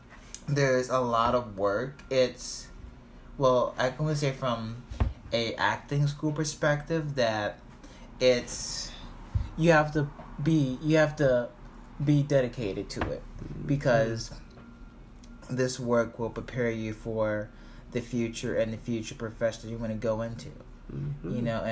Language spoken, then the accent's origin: English; Baltimore, Maryland, United States; born there; I was born in Baltimore, but my heart is in New York City.